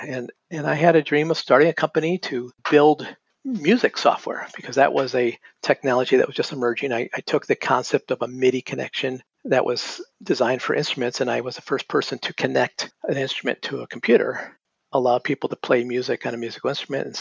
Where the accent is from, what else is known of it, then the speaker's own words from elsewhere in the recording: North Carolina, United States; moved away as an adult; also born or lived in Massachusetts; I grew up in North Carolina